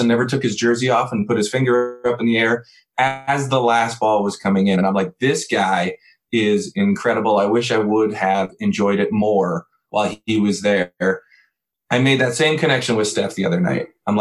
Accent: Southern California, United States; now in Ohio, United States; I grew up in Southern California watching Showtime

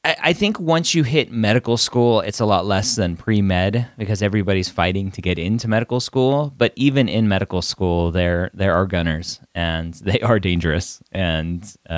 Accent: Redondo Beach, California, United States; I'm from Redondo Beach, so not too far away.

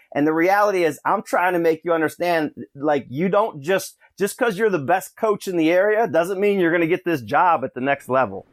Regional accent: Rochester, New York, United States; moved away; I'm from Russian Ryata, uh, in Rochester there

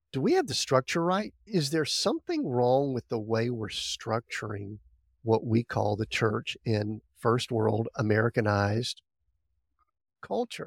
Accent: Deep South, United States; I grew up in the Deep South

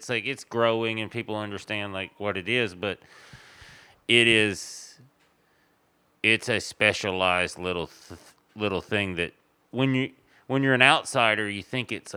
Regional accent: Tennessee, United States; moved away; I'm from Tennessee

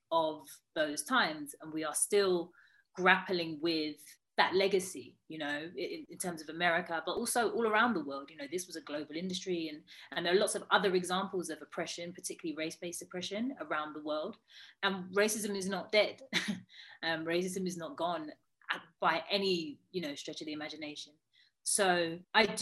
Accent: United Kingdom; I'm Black British

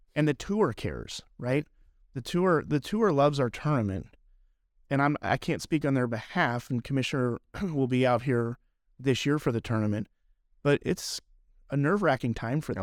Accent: Albuquerque, New Mexico, United States; I'm from New Mexico, so I grew up in Albuquerque

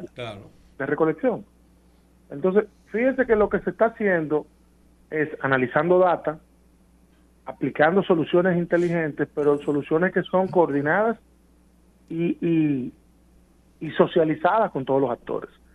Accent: Santo Domingo, Distrito Nacional, Dominican Republic; yo soy dominicano y capitaleño

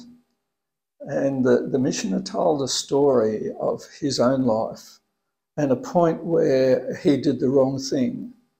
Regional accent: Sydney, New South Wales, Australia; No, I was born in Sydney.

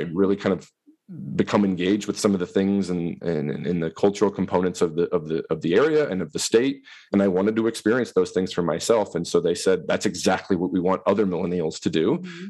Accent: northeast Missouri, United States; moved away as an adult; now in Wisconsin, United States; I grew up in Missouri in the northeast corner in a, in a rural area.

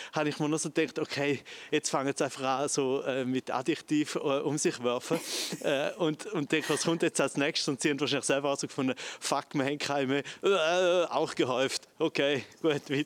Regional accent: Goldach, St. Gallen, Switzerland; Rorschach, das ist direkt neben mir, wo ich aufgewachsen bin. Ich bin ja zu Goldach

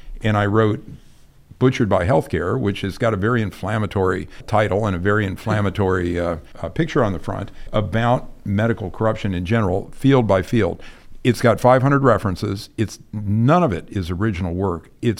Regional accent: Kent, Ohio, United States; I'm a Midwesterner, and okay. I grew up in Kent, Ohio, you know, Kent State.

